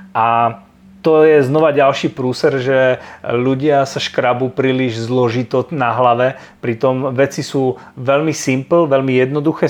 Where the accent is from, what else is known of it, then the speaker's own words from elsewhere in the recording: a small town in eastern Slovakia, Slovakia; ja som obyčajný chalan z malého mesta na východnom Slovensku